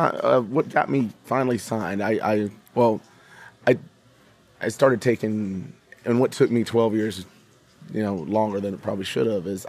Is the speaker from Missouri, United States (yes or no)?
no; Odessa, Texas, United States; moved away as an adult; also born or lived in Nashville; now in Key West, United States; I grew up in Odessa, Texas.